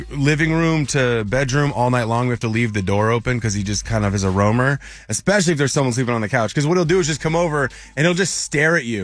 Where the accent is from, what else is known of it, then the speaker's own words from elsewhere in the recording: Seattle, Washington, United States; I grew up in the Seattle area.